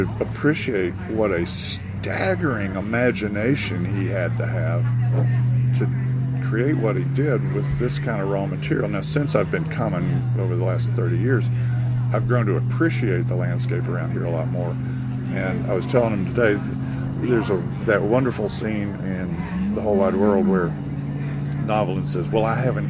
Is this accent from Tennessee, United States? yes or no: yes; East Tennessee, United States; moved away; I'm originally from East Tennessee, and so I'm used to really vivid greenery